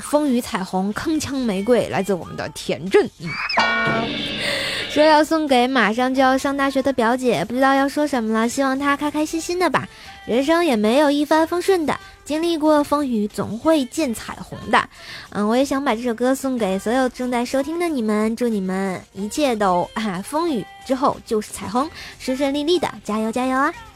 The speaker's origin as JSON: {"language": "Chinese", "region": "Tianjin", "country": "China", "said": "我也是天津人"}